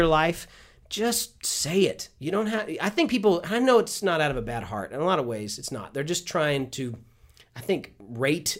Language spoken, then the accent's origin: English; Houston, Texas, United States; I'm from Houston